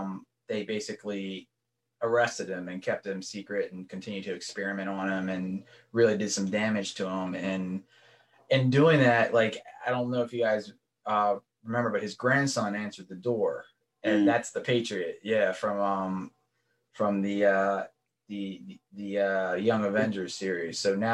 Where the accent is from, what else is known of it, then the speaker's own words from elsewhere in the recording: Baltimore, Maryland, United States; Baltimore, man, my hometown.